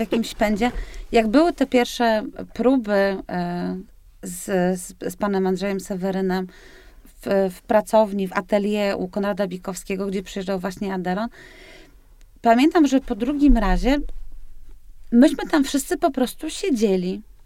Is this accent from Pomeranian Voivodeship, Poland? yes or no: yes; Tricity, Pomeranian Voivodeship, Poland; jestem z Trójmiasta